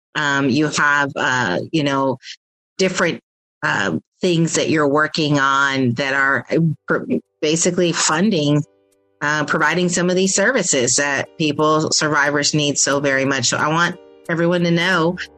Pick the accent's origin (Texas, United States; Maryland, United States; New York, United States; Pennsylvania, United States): Pennsylvania, United States; where I am from originally from Pennsylvania as well